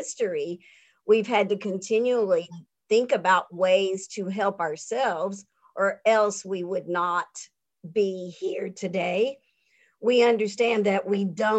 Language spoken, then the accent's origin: English; North Carolina, United States; now in Atlanta, United States; I come from North Carolina, where my community was very strong and we helped one another.